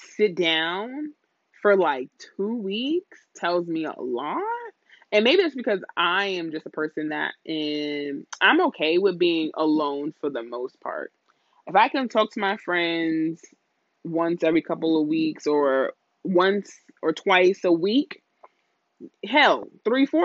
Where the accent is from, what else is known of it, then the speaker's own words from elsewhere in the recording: New York, United States; I had the New York Knicks because I was from New York